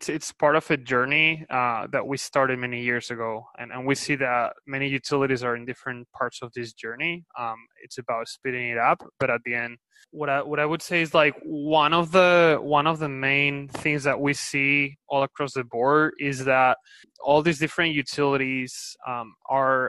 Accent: Spain; accent: Spanish; English is a second language; moved away; also born or lived in Valencia / Berkeley, California; I'm originally from Spain, as you can tell by my accent.

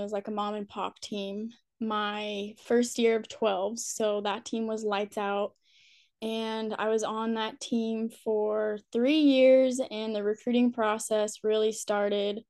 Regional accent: California, United States; also born or lived in Arizona; I am from California

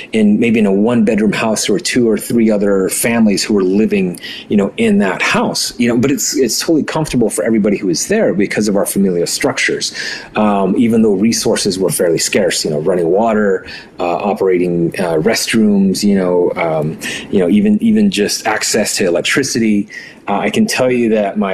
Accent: Navajo Nation, United States; first language Navajo; English is a second language; So I grew up on the Navajo reservation. My grandparents raised me. And, you know, in my home, we didn't speak English, right? It was Navajo.

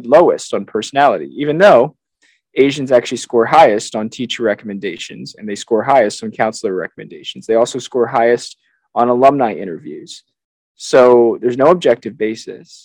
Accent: United States; I was born in America

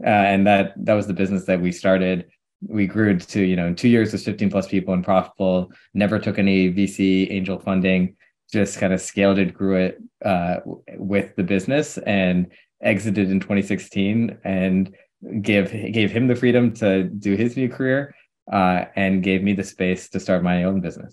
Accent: St. Louis, Missouri, United States; I'm born and raised in Saint Louis, Missouri.

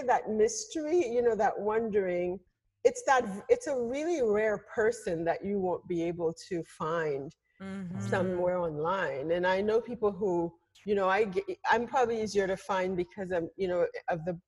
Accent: Haiti; moved away; I grew up like in Haiti in a culture of radio

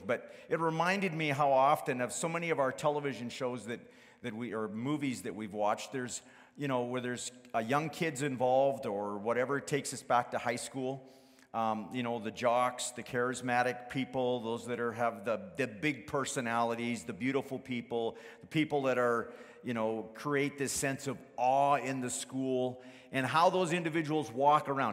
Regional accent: Fort McMurray, Alberta, Canada; I grew up in Fort McMurray

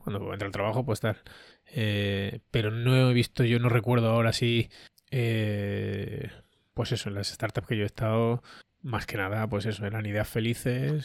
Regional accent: Andalusia, Spain

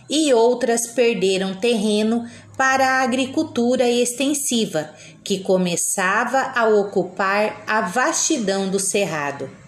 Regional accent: Nova Aurora, Paraná, Brazil; now in Lucas do Rio Verde, Brazil; tenho 42 anos, sou natural de Nova Aurora, Paraná.

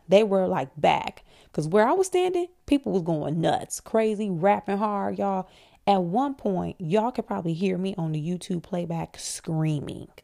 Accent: Flint, Michigan, United States; I'm from Flint

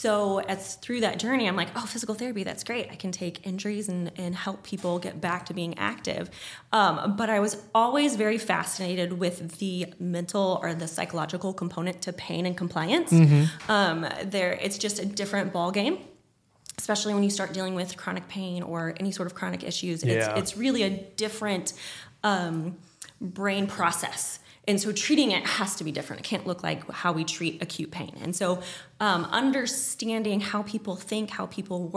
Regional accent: Rolla, Missouri, United States; born or raised there; also born or lived in St. Louis, Missouri

